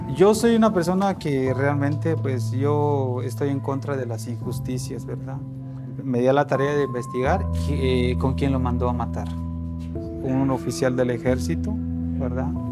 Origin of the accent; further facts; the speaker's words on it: Guatemala; moved away as an adult; now in Mexico City, Mexico; soy de Guatemala